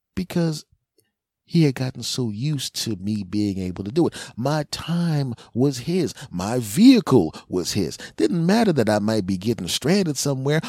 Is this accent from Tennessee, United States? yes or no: no; Philadelphia, Pennsylvania, United States; moved away; my hometown of Philly